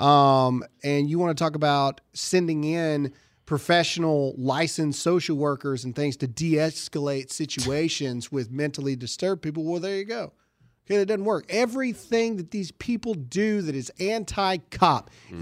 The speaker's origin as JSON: {"language": "English", "region": "Mississippi", "country": "United States", "tie": "born or raised there", "said": "Mississippi, my home state"}